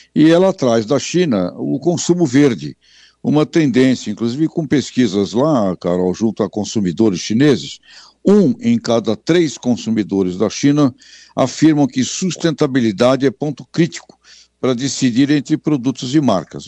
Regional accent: Brazil

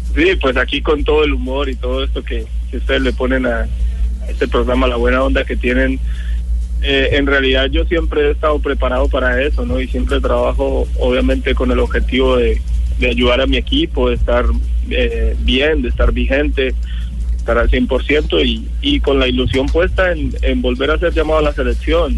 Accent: Colombia; moved away as an adult; somos colombianos

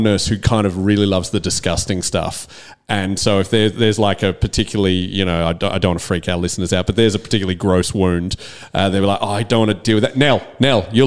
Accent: Northcote, Victoria, Australia; that's where I grew up

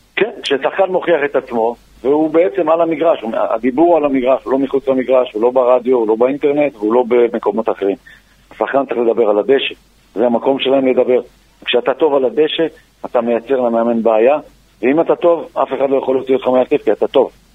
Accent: Beersheba, Southern District, Israel; גם אני באר שבעי

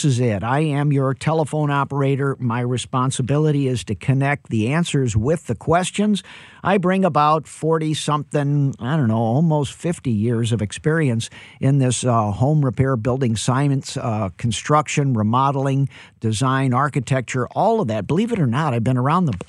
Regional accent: St. Louis, Missouri, United States; I'm born and raised in St. Louis

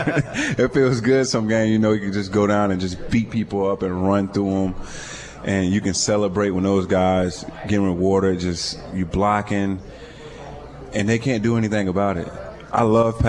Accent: Florida, United States; I'm from Florida

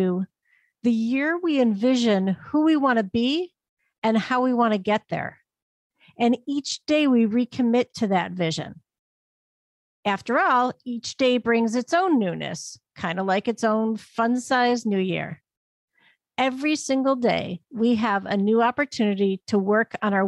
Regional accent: Northeast Ohio, United States; my hometown in Northeast Ohio

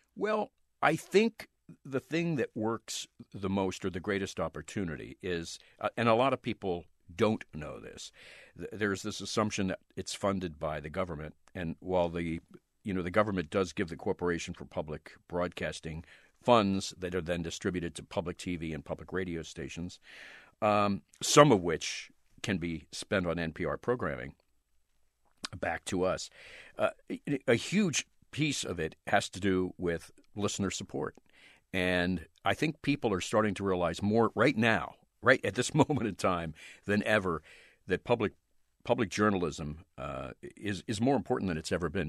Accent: outside Philadelphia, Pennsylvania, United States; I grew up right outside Philadelphia

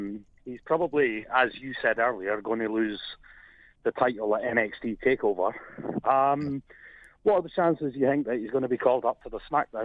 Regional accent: Scotland, United Kingdom; now in Perth, Australia; as you can guess from my accent, I'm not actually Australian. I'm originally from Scotland.

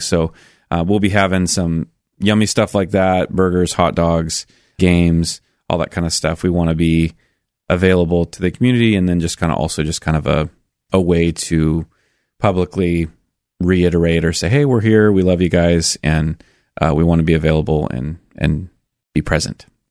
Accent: Milwaukie, Oregon, United States; also born or lived in Sandy, Oregon; I actually grew up in Milwaukee

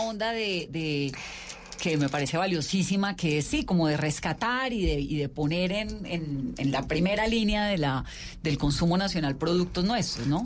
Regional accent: Valle del Cauca, Colombia; yo soy vallecaucana

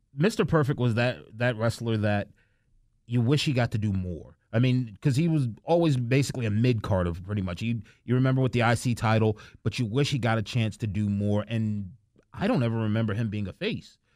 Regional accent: New York, United States; as a guy from New York, and I remember watching W C W with my brother and growing up in New York

